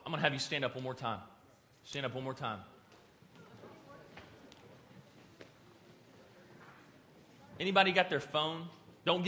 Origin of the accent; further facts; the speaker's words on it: Amarillo, Texas, United States; I'm from Amarillo.